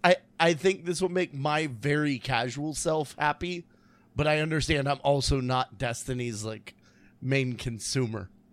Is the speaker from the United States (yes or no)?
yes; Illinois, United States; I was born in Illinois, so it's really cold up there.